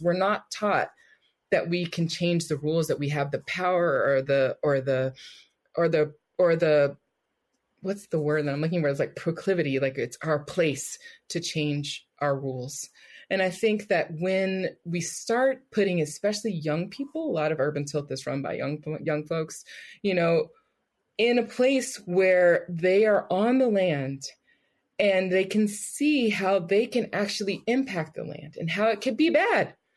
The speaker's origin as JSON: {"language": "English", "town": "Richmond", "region": "California", "country": "United States", "tie": "born or raised there", "said": "growing up in Richmond"}